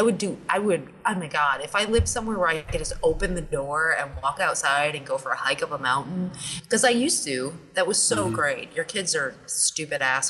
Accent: New Hampshire, United States; moved away; I'm from New Hampshire. Like, I grew up in the woods, you know? But now I'm stuck in this horrible city

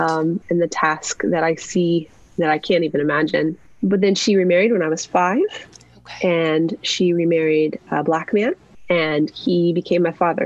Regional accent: New Mexico, United States; I was raised in New Mexico

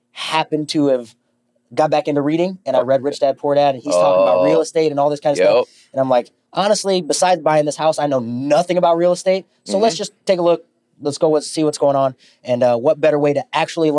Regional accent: Denver, Colorado, United States; moved away as an adult; also born or lived in Lincoln, Nebraska; now in Omaha, United States; I'm actually from Denver, Colorado

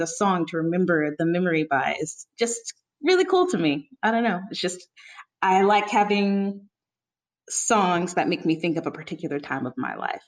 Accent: St. Louis, Missouri, United States; moved away as an adult; also born or lived in Columbia, Missouri; now in Philadelphia, United States; I'm from Missouri, St. Louis, and then I moved to Columbia, Missouri for the last couple of years

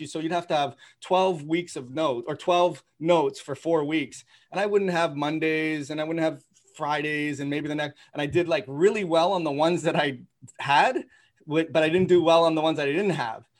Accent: Toronto, Ontario, Canada; I grew up in Toronto

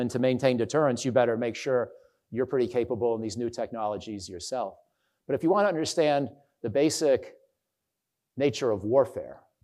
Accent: Canandaigua, New York, United States; my hometown in, uh, Canandaigua, New York

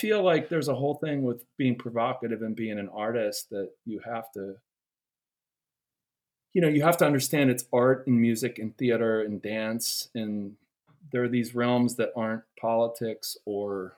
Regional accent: Pittsburgh, Pennsylvania, United States; I was raised in Pittsburgh with my brother in suburban Pittsburgh

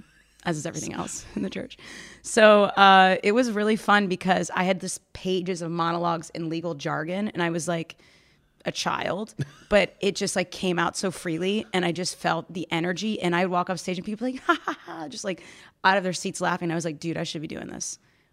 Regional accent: Maryland, United States; born there; also born or lived in Virginia / Tennessee; So I've lived all over the country. I was born in Maryland. I moved into Virginia, Tennessee, and then eventually finally found my way up here where I found my people.

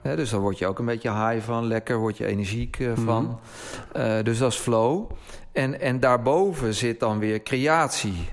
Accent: Netherlands; als Nederlanders

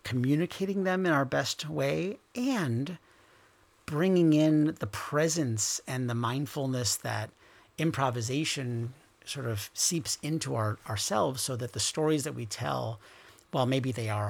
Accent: Rochester, New York, United States; moved away; my hometown of Rochester, New York

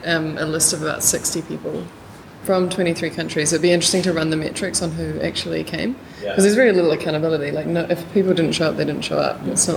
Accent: New Zealand; moved away as an adult; now in Los Angeles, United States; I grew up in New Zealand and moved to LA after attending the free school last year.

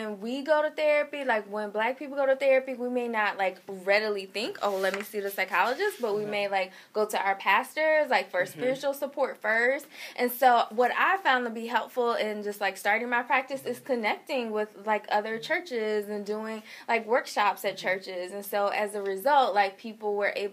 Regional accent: Pensacola, Florida, United States; now in Atlanta, United States; I'm originally from Pensacola, Florida. I grew up in a really small town

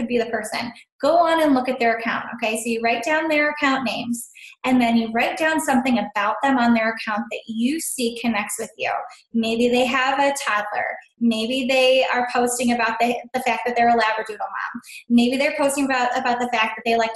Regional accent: Sylvania, Ohio, United States; I'm from Sylvania, Ohio

